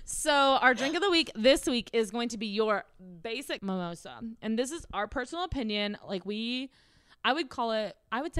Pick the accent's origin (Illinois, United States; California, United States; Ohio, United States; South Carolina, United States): South Carolina, United States; And I'm not even from Colorado. I'm from South Carolina.